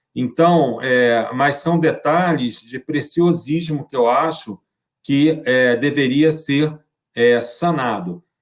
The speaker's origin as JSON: {"language": "Portuguese", "country": "Brazil", "said": "eu sou brasileiro"}